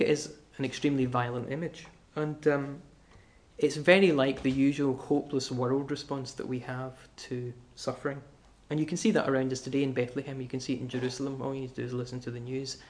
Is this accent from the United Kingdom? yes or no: yes; Glasgow, Scotland, United Kingdom; I'm from Glasgow.